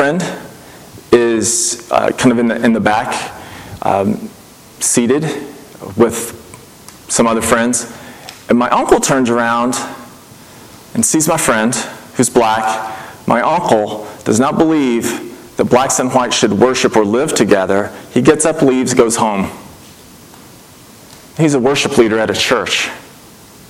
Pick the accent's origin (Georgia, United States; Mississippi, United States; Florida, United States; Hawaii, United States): Mississippi, United States; I grew up in Mississippi, not known for its openness to anything foreign at all